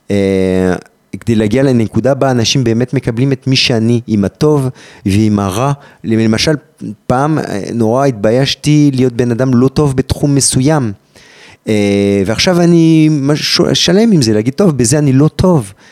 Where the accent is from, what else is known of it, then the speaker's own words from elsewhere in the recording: France; אני גם צרפתי, גם אלג'יראי, גם יהודי, גם ערבי, גם דוקטור.